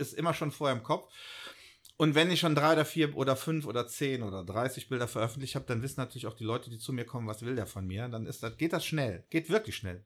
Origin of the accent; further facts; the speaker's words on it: Bonn, North Rhine-Westphalia, Germany; ich halt ein Urbonner bin, hier mhm. aufgewachsen bin in Bonn